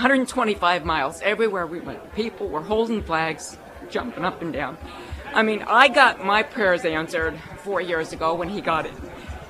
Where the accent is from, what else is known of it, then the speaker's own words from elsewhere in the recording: Meadville, Pennsylvania, United States; I'm actually from Crawford County. I'm from Meadville.